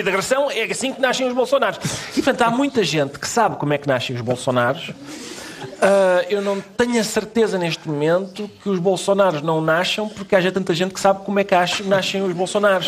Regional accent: Minho, Portugal; o Minho muito verdinho, de onde eu sou

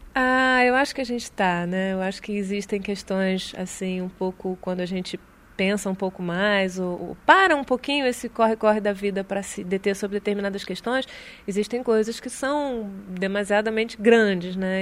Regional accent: Brazil; moved away as an adult; also born or lived in France; quando saí do Brasil, que tinha 18 anos

